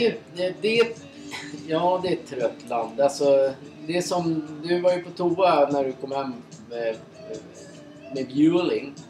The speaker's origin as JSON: {"language": "Swedish", "country": "Sweden", "said": "vi är från Sverige"}